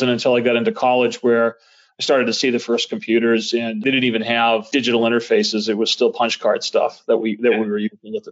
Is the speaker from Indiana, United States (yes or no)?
no; suburbs just south of Boston, Massachusetts, United States; I grew up just south of Boston, not in South Boston, one of the suburbs, just south of Boston